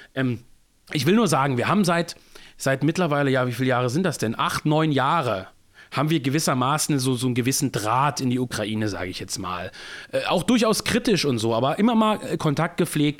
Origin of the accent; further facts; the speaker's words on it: Germany; als Deutscher